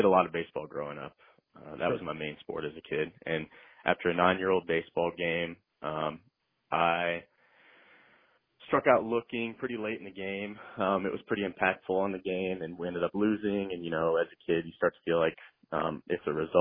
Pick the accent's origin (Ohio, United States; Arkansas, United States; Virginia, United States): Ohio, United States; Maumee; growing up in my hometown, Maumee, there were only 4 elementary schools